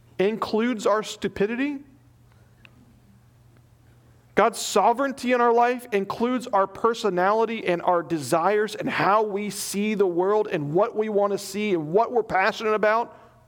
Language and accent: English; Nebraska, United States; I mean, I came from Nebraska.